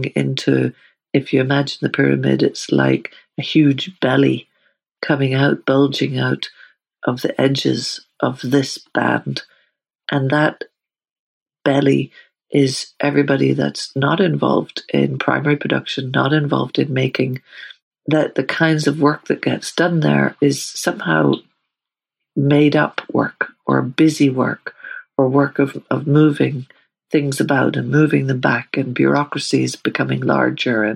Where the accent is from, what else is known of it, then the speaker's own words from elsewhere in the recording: Northern Ireland, United Kingdom; I grew up in Northern Ireland